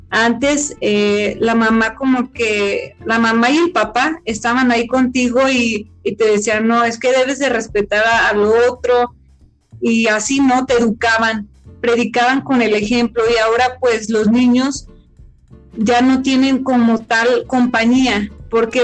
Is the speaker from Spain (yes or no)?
no; Mexico; los mexicanos somos indios